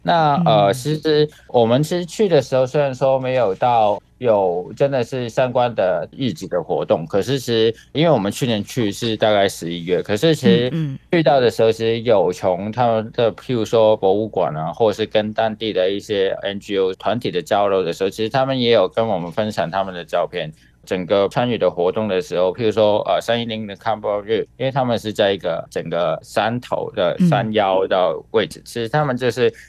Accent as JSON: {"language": "Chinese", "country": "Hong Kong", "first_language": "Cantonese", "second_language": "Chinese", "moved": "yes", "lives_now": "Taiwan", "said": "作为一个香港人，目前我们来到台湾这一边"}